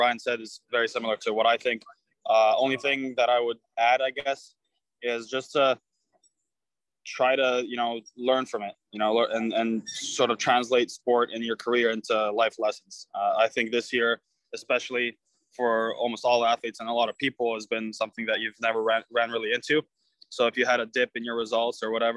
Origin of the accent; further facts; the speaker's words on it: Croatia; now in United States; Croatia, my home country